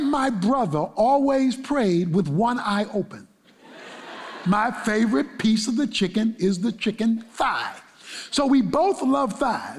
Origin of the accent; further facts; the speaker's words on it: Baltimore, Maryland, United States; growing up in Baltimore